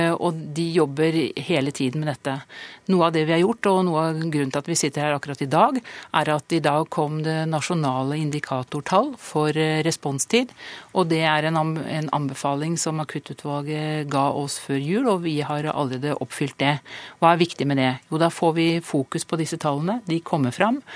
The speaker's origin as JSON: {"language": "Norwegian", "region": "Østfold", "country": "Norway", "said": "Jeg kommer fra Østfold"}